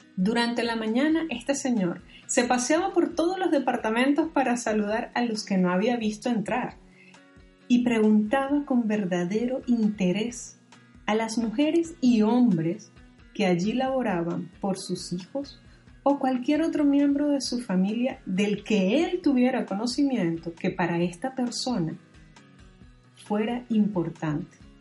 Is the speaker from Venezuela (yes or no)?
yes; Venezuela; moved away; mi país de origen, Venezuela